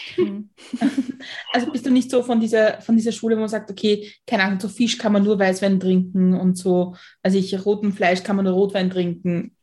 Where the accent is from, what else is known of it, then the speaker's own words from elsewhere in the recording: Austria; ich bin auch in Österreich aufgewachsen